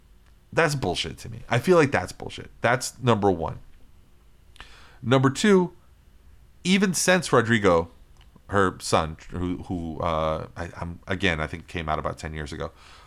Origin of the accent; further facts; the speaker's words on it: Florida, United States; LGBTQ Americans are still vulnerable to discrimination in 30 states, including here in my state, my home state of Florida.